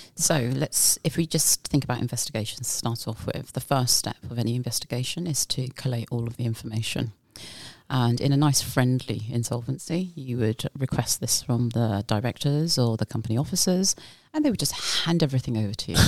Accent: United Kingdom; moved away as an adult; now in Bermuda; I am originally from the UK

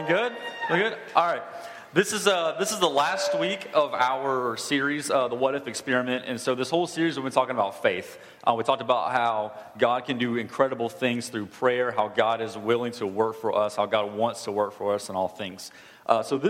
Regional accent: Douglasville, Paulding County, Georgia, United States; When I was 10, we moved from Douglasville out to Pawling County with a little bit, like a month left of fifth grade.

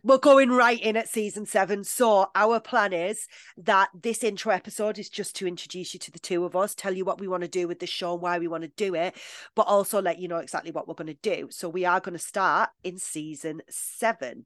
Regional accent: United Kingdom; I'm British

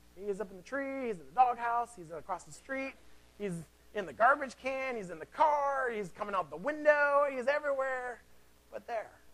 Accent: Seattle, Washington, United States; I am from Seattle

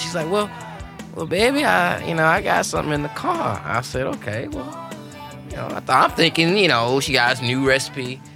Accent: Louisiana, United States; now in Nashville, United States; I'm from Louisiana

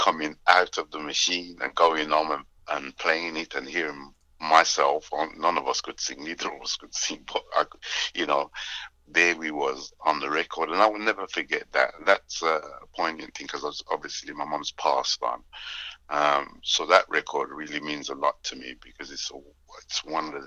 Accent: England, United Kingdom; My parents are Jamaican. I was actually born in England

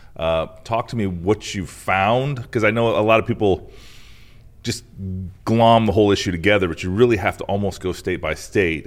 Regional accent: Iowa, United States; my home state of Iowa

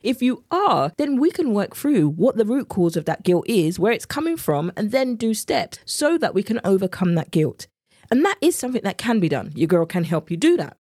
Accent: England, United Kingdom; accent: English; my English accent has come out now

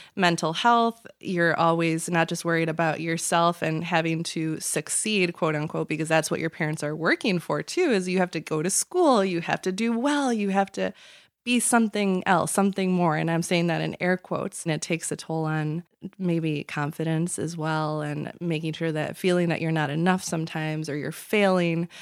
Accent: Chicago, Illinois, United States; born and raised in the Chicagoland area

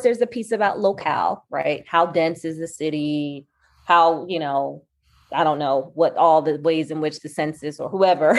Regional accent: Philadelphia, Pennsylvania, United States; I'm from West Philly. I grew up here

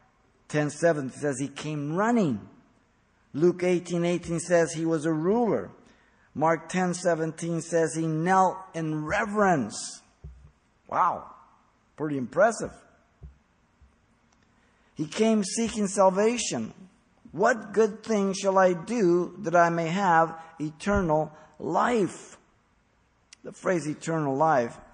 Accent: Mexico City, Mexico; moved away; I was raised a Catholic. I was born in Mexico City.

